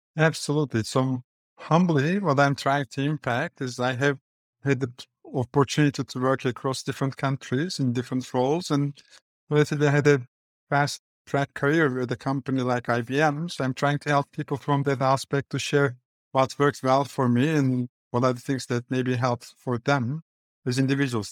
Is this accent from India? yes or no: no; Istanbul, Turkey; accent: Turkish; English is a second language; moved away as an adult; now in New York, United States; The accent is Turkish. That's why I was born and I grew up in Istanbul